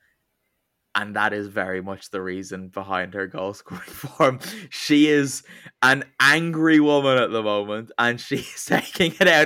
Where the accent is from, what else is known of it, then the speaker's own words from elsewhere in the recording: Ireland; I'm Irish